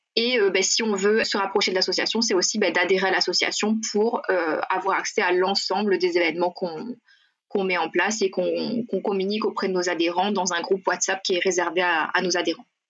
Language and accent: French; Sainte-Marie, Réunion; moved away as an adult; je suis originaire de Sainte-Marie